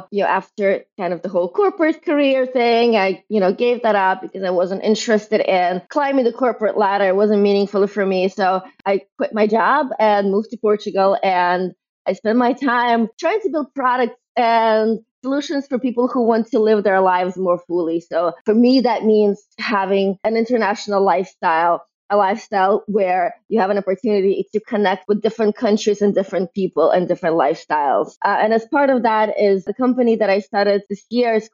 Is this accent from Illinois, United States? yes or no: no; Brooklyn, New York, United States; identify as a, as a New Yorker, as a, as a someone from Brooklyn.